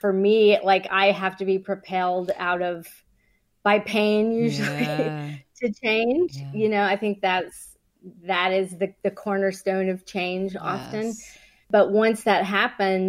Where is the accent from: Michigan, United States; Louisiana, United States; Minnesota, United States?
Louisiana, United States; Avoyelles Parish, rural; We're from rural Louisiana.